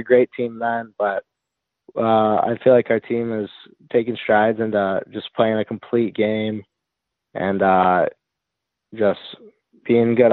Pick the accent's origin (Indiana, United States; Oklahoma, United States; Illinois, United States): Illinois, United States; North Barrington; I'm from North Barrington, Illinois. I played almost all my youth hockey there